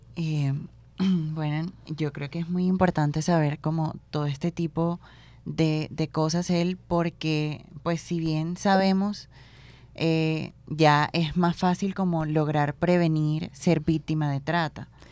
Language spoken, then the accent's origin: Spanish; Plato, Magdalena, Colombia; yo que soy de Plata Magdalena